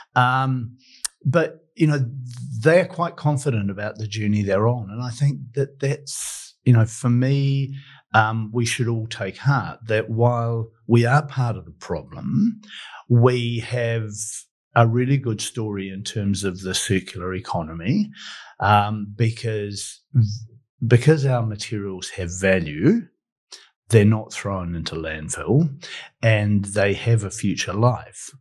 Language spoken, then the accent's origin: English; New Zealand; as a New Zealander